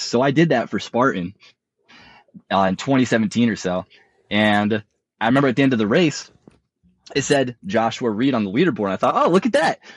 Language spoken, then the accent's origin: English; Hudson Valley, New York, United States; also born or lived in Colorado; I am in the Hudson Valley in New York. This is where I grew up